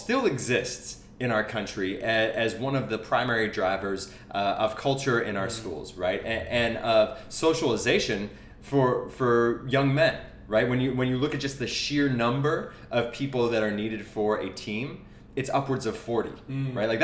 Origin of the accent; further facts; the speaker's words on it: New Hampshire, United States; moved away; I go back to my hometown in New Hampshire